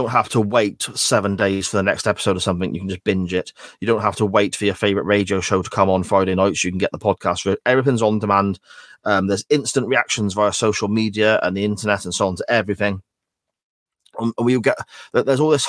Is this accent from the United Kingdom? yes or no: yes; England, United Kingdom; I'm from the Midlands, and a lot of people I know enjoy dressing up like those people.